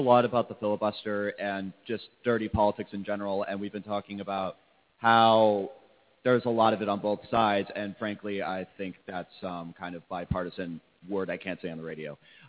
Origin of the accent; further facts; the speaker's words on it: Trumbull, Connecticut, United States; I'm from Trumbull, Connecticut.